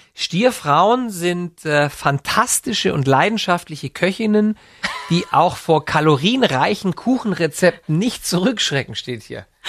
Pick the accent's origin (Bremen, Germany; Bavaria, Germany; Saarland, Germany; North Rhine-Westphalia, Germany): Bavaria, Germany; Neu-Ulm; in Neu-Ulm, in Schwaben, wo ich herkomme